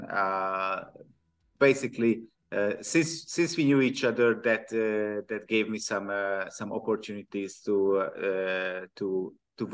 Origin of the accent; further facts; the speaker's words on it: Budapest, Hungary; I'm from Hungary, I'm from Budapest.